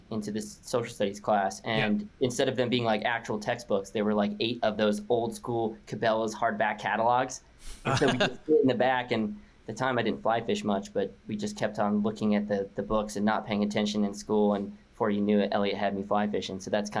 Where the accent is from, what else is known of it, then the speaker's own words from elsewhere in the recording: Connecticut, United States; now in Boulder, United States; I grew up on the East Coast. I grew up in Connecticut, pretty close to Long Island Sound.